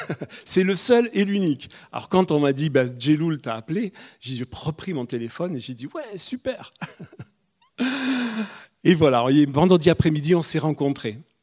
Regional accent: Corsica, France; moved away as an adult; now in Toulouse, France; je suis le Corse, on est tous les deux, on est des immigrés ici

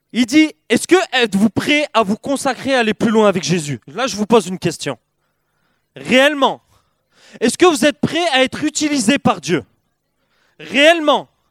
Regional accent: Perpignan, Occitania, France; Je viens de Perpignan, le, le, Perpignan, le vrai sud de la France

